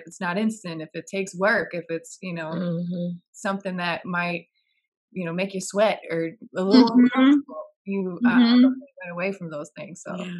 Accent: Augusta, Georgia, United States; I'm not from North Augusta. I'm from Augusta, Georgia, but is where my family is from. My family's military army background.

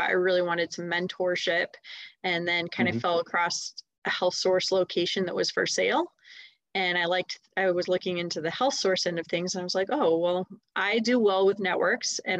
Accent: Steamboat Springs, Colorado, United States; also born or lived in Denver suburbs, Colorado; now in Denver, United States; I grew up in Steamboat Springs.

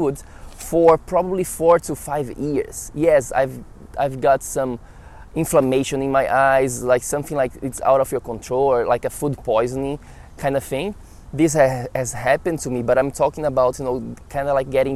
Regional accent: Brazil; moved away as an adult; now in New York City, United States; I'm from Brazil.

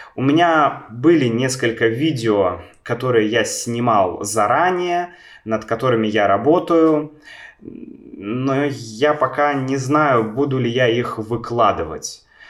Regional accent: Saint Petersburg, Russia; Я родился в Санкт-Петербурге

